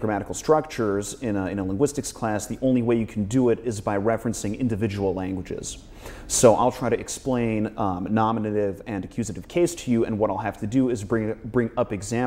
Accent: United States; I'm American too

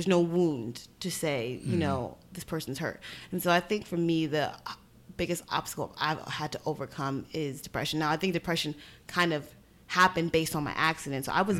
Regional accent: New York City, New York, United States; Part of it is because I'm from New York, I'm from Brooklyn.

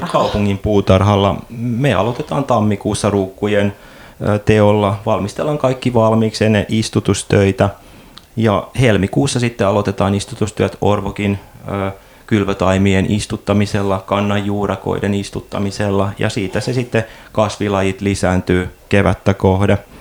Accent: Tampere, Pirkanmaa, Finland; moved away; mä Tampereelta kotoisin

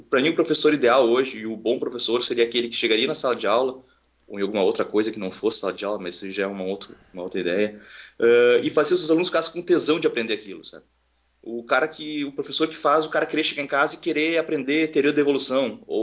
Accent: Porto Alegre, Rio Grande do Sul, Brazil; born there; now in Santa Cruz do Sul, Brazil; eu não sou de Porto Alegre, eu nasci em Porto Alegre, mas eu moro em Santa Cruz do Sul, que é uma cidade interior aqui do Rio Grande do Sul, fica a 150 quilômetros de Porto Alegre

